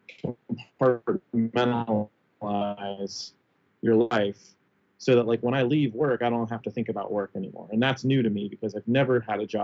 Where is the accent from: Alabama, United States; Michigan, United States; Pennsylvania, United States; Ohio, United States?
Ohio, United States; Cincinnati; moved away; also born or lived in Hamilton, Ohio / Washington, D.C.; I'm from Cincinnati originally